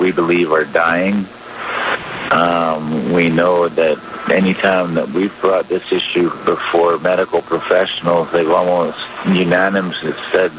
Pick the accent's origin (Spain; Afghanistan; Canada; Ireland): Canada; British Columbia; as British Columbians and Canadians